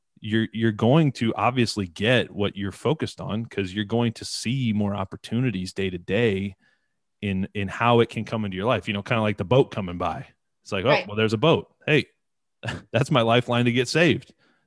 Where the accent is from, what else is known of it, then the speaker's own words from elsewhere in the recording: Detroit, Michigan, United States; from Detroit.